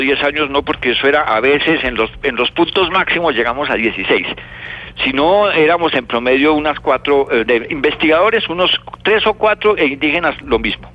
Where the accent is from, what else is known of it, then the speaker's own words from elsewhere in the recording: Bogotá, Bogotá Capital District, Colombia; also born or lived in Chiribiquete; yo soy nacido en Bogotá